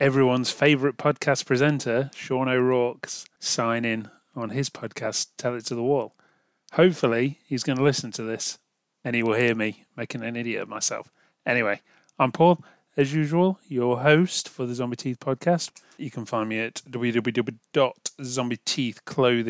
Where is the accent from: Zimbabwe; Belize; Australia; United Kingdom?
United Kingdom; I'm British